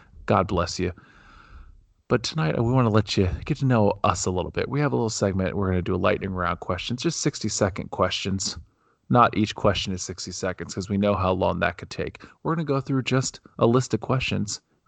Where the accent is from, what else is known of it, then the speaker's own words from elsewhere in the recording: Ohio, United States; Yeah, which does not remind me of my childhood growing up in Ohio.